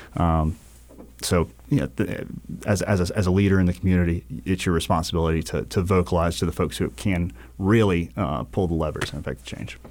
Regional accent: New Bern, North Carolina, United States; also born or lived in Charleston; now in Wilmington, United States; I was originally from New Bern, North Carolina.

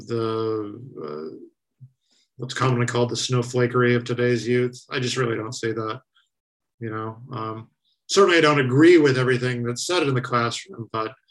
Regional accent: Arizona, United States; my home state of Arizona

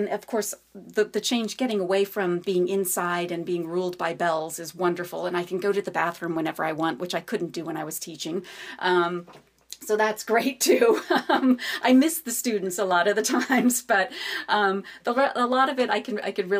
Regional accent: New Mexico, United States; now in Virginia, United States; I'm from New Mexico

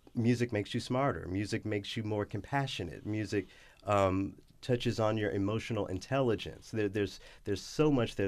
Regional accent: Memphis, Tennessee, United States; moved away as an adult; also born or lived in Los Angeles, California / Detroit, Michigan / Knoxville, Tennessee; I went to the University of Memphis, where, you know, in my hometown

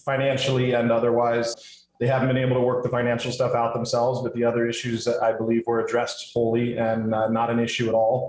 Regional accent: San Diego, California, United States; now in Hawaii, United States; I'm from San Diego originally

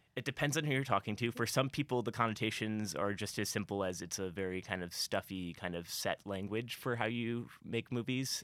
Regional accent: Columbia, Missouri, United States; I grew up in Columbia, I was born here

